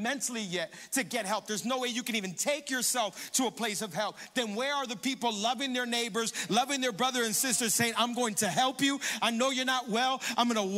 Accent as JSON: {"language": "English", "town": "Hialeah", "region": "Florida", "country": "United States", "tie": "born or raised there", "said": "I grew up in Hialeah playing baseball"}